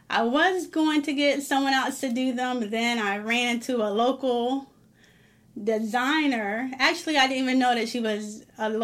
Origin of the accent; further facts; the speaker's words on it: Maryland, United States; my hometown, even though it's in Maryland